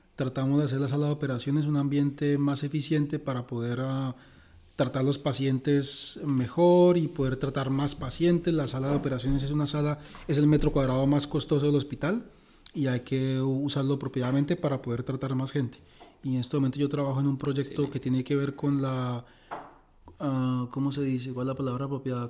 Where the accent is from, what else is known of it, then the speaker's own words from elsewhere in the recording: Bucaramanga, Santander, Colombia; moved away as an adult; also born or lived in San Gil, Colombia / Canada / United States / France; now in Eindhoven, Netherlands; Yo soy de Bucaramanga, creado mitad en Bucaramanga, mitad en San Gil